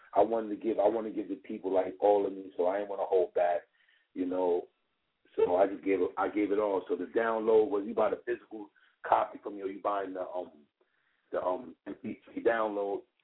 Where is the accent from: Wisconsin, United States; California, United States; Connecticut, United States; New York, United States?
New York, United States; New York City; I'm born and raised in Brooklyn